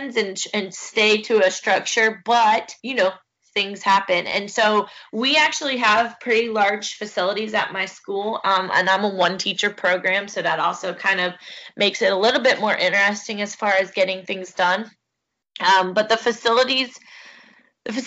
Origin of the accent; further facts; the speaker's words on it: Brooksville, Florida, United States; now in Fort Pierce, United States; I am originally from Brooksville, Florida